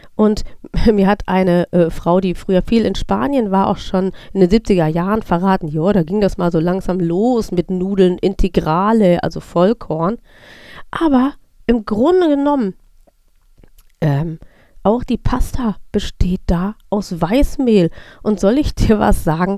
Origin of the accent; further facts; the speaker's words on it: North Rhine-Westphalia, Germany; ich bin in Nordrhein-Westfalen aufgewachsen